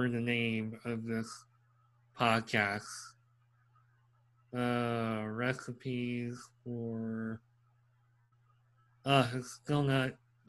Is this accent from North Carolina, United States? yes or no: no; Pennsylvania, United States; growing up in Pennsylvania